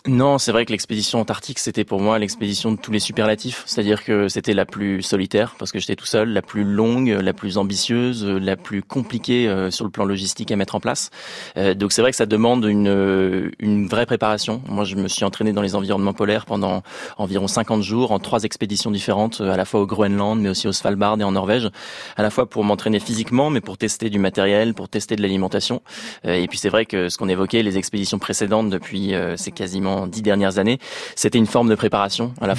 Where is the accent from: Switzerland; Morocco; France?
France; Rouen, Normandy; on est parti de Rouen, euh, en Normandie, parce qu'à l'origine, euh, je suis de, de cette ville-là, en Normandie